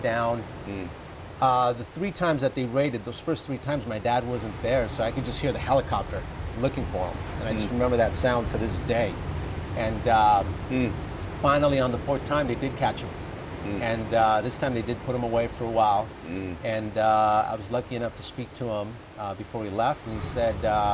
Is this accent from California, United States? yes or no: yes; Glendora, California, United States; born or raised there; also born or lived in Bogota, Colombia